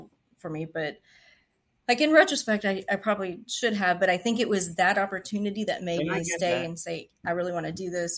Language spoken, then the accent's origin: English; West Texas, United States; now in Houston, United States; I'm from West Texas. There's rattlesnakes and scorpions and things that can kill you out there.